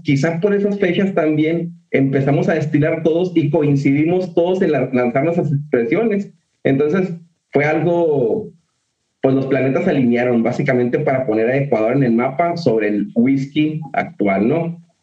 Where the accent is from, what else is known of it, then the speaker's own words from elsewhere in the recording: Mexico; de donde venimos de México